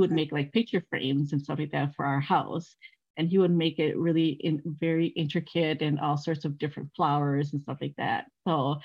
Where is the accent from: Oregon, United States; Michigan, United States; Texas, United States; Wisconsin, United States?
Wisconsin, United States; Milwaukee; also born or lived in Laos; I grew up in Milwaukee, and the area that I grew up, they were pretty diverse